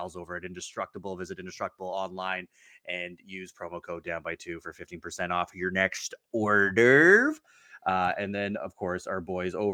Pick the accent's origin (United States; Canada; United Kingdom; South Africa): Canada; us Canadians